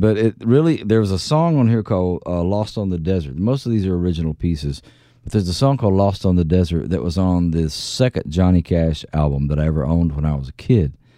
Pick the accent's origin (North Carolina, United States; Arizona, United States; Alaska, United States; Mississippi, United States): Mississippi, United States; Philadelphia; I was raised in the South